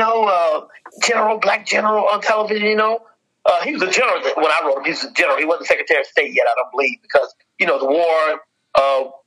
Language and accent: English; Vicksburg, Mississippi, United States; I'm from Vicksburg, Mississippi